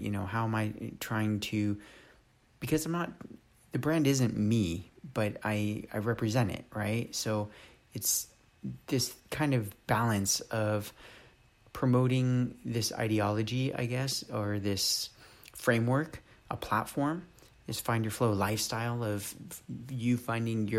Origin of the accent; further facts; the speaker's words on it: Los Angeles, California, United States; moved away as an adult; also born or lived in San Diego / Berkeley / Oakland; now in Texas, United States; I'm a California native, you know, born and raised in Los Angeles, and then moved down to San Diego when I was about 13